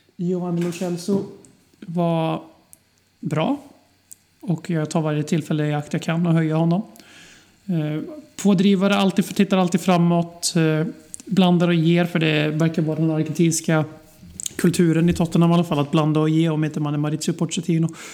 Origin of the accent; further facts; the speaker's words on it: Sweden; vi svenskar